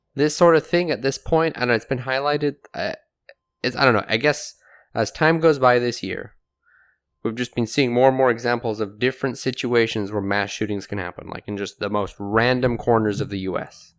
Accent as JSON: {"language": "English", "region": "England", "country": "United Kingdom", "tie": "born or raised there", "moved": "yes", "said": "growing up in England, eh, gun crime wasn't really a thing"}